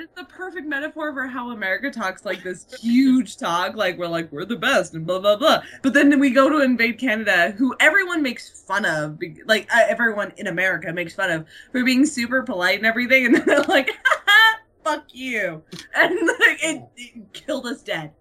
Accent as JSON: {"language": "English", "country": "United States", "said": "I'm just an American over here"}